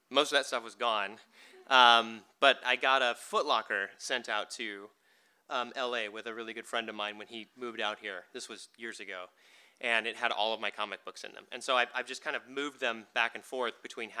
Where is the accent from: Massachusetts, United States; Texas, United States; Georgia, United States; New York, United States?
Texas, United States; I grew up in Texas.